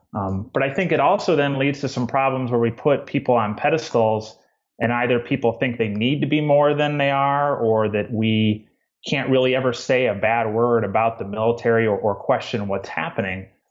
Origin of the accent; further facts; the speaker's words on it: Midwest, United States; moved away as an adult; now in Georgia, United States; I grew up in the Midwest in a small town